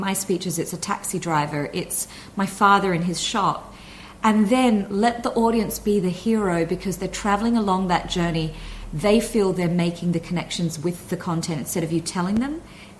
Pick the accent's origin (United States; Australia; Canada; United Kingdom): Australia; accent: Australian; So I might thicken my Aussie accent when I arrive in Australia to see my family, not intentionally, it just happens.